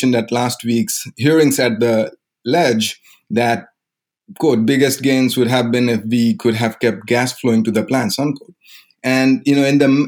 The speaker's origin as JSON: {"language": "English", "country": "India", "tie": "born or raised there", "moved": "as an adult", "said": "I grew up in India. I was there until the age of 22."}